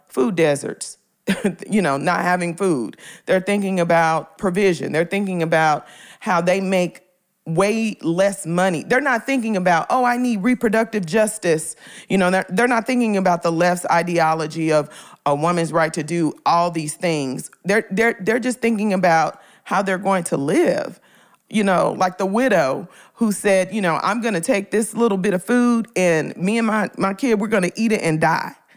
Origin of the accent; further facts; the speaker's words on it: Memphis, Tennessee, United States; moved away; I'm from Memphis originally. I'm from Orange Mound, Memphis, Tennessee. I'm from the hood